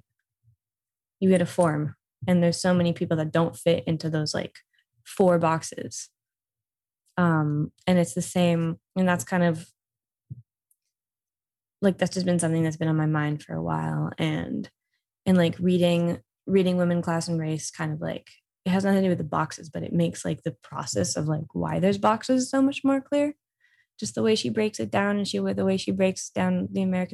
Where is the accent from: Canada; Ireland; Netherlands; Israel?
Israel; moved away as an adult; now in United States; growing up in Israel